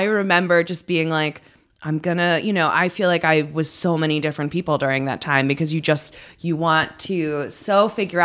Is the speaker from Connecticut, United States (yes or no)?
yes; New Haven, Connecticut, United States; also born or lived in Branford, Connecticut; I grew up in Connecticut.